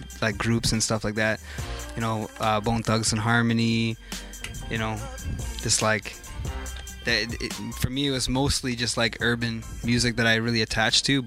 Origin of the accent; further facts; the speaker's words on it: Oshawa, Ontario, Canada; I'm a thoroughbred from Durham region. From Oshawa specifically